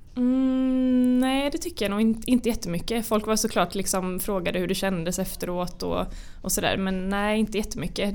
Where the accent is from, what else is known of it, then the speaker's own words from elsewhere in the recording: Karlskrona, Blekinge, Sweden; jag kommer ju från Karlskrona som är en relativt liten mm. stad.